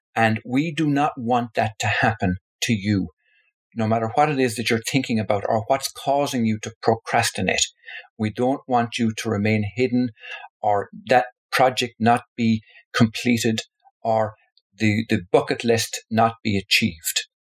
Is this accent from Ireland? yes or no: yes; Tipperary, Munster, Ireland; my home, where I was born in Tipperary in the Republic of Ireland